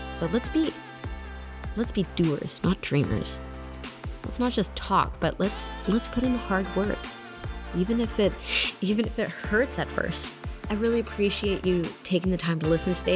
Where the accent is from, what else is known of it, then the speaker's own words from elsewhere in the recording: Canada; moved away as an adult; also born or lived in Germany / Ukraine; I'm originally Canadian